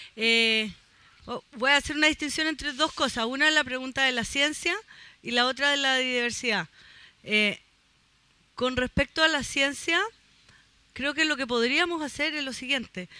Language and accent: Spanish; Chile; como somos chilenos